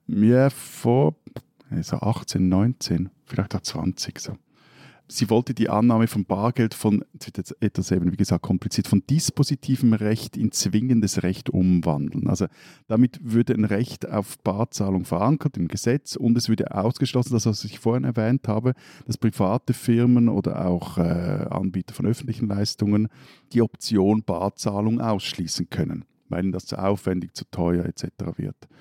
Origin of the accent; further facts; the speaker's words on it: Switzerland; als Schweizer